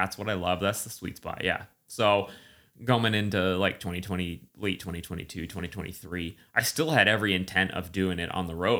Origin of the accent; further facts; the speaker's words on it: East Coast, United States; I mean, I grew up in the East Coast humidity, but I'd been away for long enough that my body didn't know what it was doing.